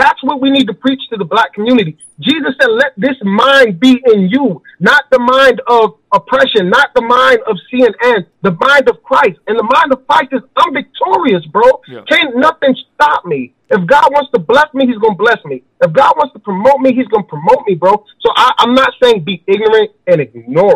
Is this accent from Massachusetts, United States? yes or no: no; Chicago, Illinois, United States; also born or lived in Wiesbaden, Germany; I was born in Wiesbaden. My mother left St. Thomas, the Virgin Islands, and she moved to Chicago. She said the Lord told her to. We had no family. We had no money. We grew up in a shelter.